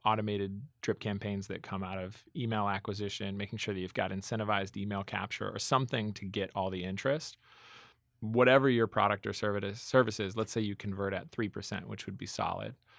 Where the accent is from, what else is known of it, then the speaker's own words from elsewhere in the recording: Minnetonka, Minnesota, United States; moved away; also born or lived in Boston; I grew up in Minnetonka, Minnesota